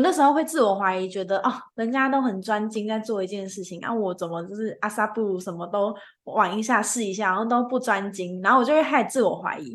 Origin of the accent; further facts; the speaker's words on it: Taichung, Taiwan; 我主场是在日月潭，我本身是台中人